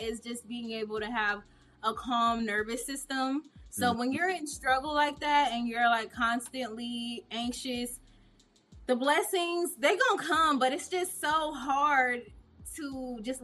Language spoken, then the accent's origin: English; Indianapolis, Indiana, United States; moved away; also born or lived in Atlanta, Georgia; I'm from Indianapolis, Indiana